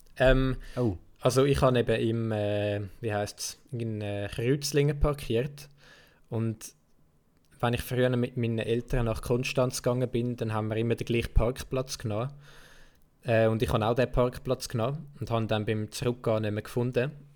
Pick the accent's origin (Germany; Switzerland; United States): Switzerland; accent: Swiss Standard German; ich habe normalerweise rede immer so das Schweizer Hochdeutsch